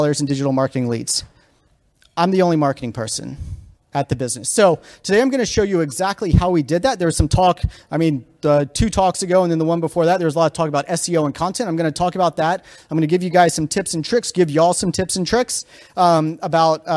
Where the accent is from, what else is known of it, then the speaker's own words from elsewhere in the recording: Virginia, United States; moved away as an adult; now in Denver, United States; I'm from Virginia originally, I live in Denver now, but went to JMU